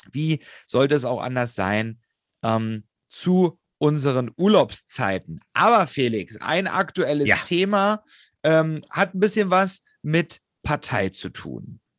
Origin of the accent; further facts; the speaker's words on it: Lusatia, Germany; now in Berlin, Germany; verschlägt es mich ins Lausitzer Seenland. Ich werde in meiner Heimat, ähm, in meiner alten Heimat, ähm, ich habe ja jetzt die Wahlheimat Berlin getroffen